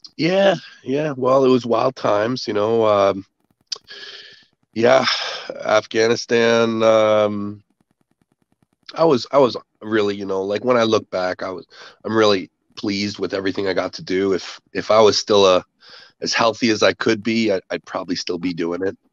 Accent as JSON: {"language": "English", "country": "Canada", "said": "I'm a Canadian. Uh, I uh, grew up on a farm"}